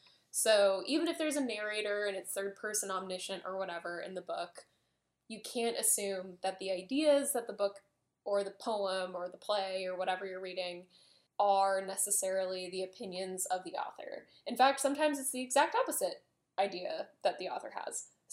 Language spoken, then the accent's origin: English; England, United Kingdom; I'm English.